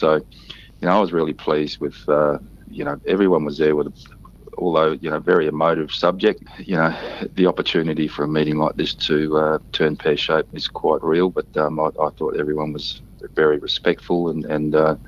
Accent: Broome, Western Australia, Australia; born and bred in Broome

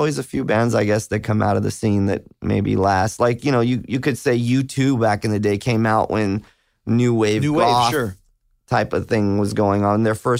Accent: Hollywood, California, United States; But I grew up right off Hollywood, around Santa Monica and Vine.

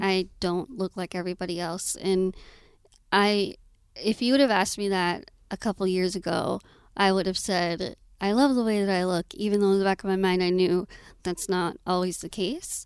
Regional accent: Austin, Texas, United States; I was born and raised in Austin

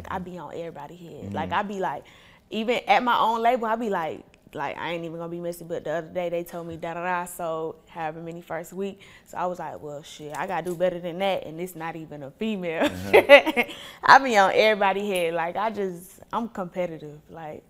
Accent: Ohio, United States; born there; also born or lived in Atlanta, United States; So my parents, they from Ohio. They had me, I was born in Ohio. They had me, my mom was 15, so teen parents, high school, whatever. They graduated high school, moved to Atlanta.

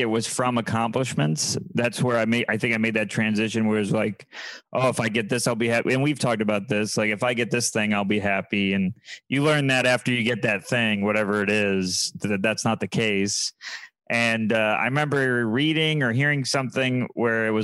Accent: Syracuse, New York, United States; I'm from Syracuse where it's not gray one day out of the year

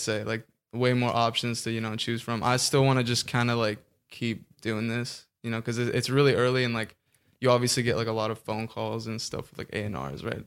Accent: Orange County, California, United States; also born or lived in Kansas; I'm from Orange County, born in Kansas.

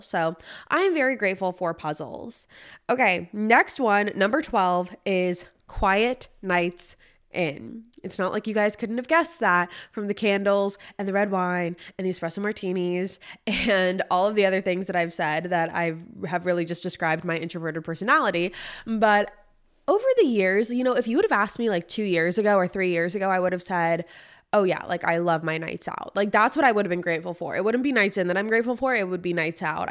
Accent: California, United States; now in Nashville, United States; I'm from California

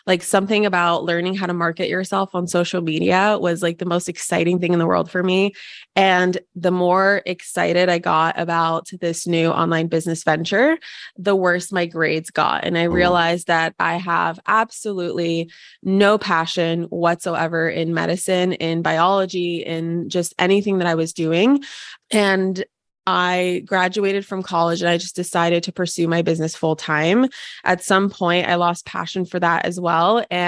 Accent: Ukraine; born there; Originally, I was born in Ukraine, and I'm 75% Russian, 25% Ukrainian.

